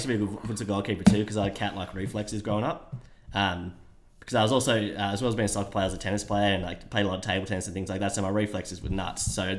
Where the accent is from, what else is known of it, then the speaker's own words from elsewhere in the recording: Canberra, Australian Capital Territory, Australia; No, not a Queenslander. I'm just from Canberra born and bred.